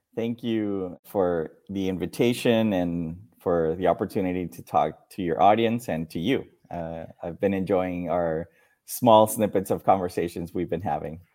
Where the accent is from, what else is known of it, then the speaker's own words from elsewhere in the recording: Mexico; English is a second language; also born or lived in Dominican Republic; I was born in Dominican Republic, then moved to Mexico, and it was an abrupt change of life, of culture, of everything, friends, family